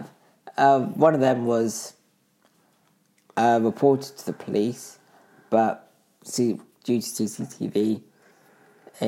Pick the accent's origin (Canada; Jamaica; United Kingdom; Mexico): United Kingdom; I'm from the UK